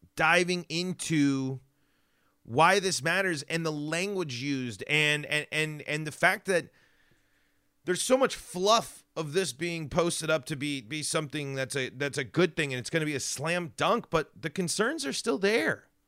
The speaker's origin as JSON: {"language": "English", "town": "Denver", "region": "Colorado", "country": "United States", "tie": "born or raised there", "moved": "yes", "said": "I don't get to go back to Denver nearly as much as I'd like to."}